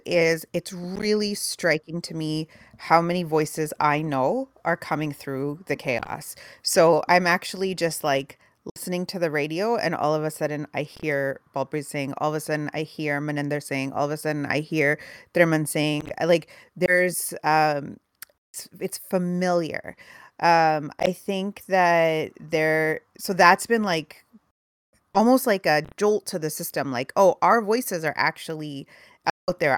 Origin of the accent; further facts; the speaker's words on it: Canada; I grew up in a house with like a, a, paper copy of the Toronto Star every morning, and we watched the CBC News every evening